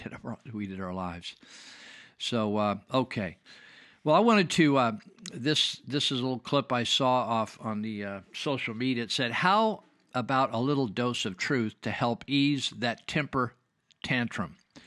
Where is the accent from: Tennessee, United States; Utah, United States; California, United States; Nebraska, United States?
California, United States; Marysville; I remember growing up in Marysville, California, and in the 50s, and we didn't have air conditioning in our classrooms